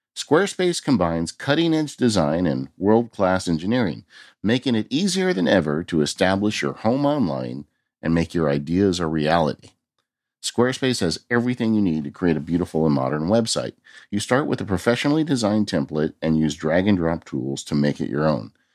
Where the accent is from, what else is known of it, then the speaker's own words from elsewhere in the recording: California, United States; I'm from California